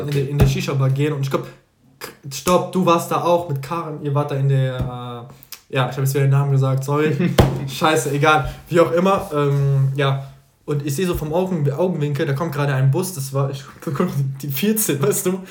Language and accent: German; Algeria; moved away; Ich war so lange nicht mehr in Algerien. Meine Heimat.